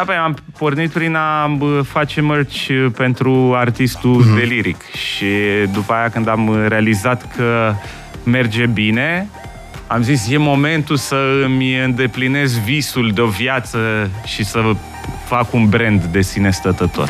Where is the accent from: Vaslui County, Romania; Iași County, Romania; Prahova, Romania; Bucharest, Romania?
Bucharest, Romania; Eu am copilărit în Colentina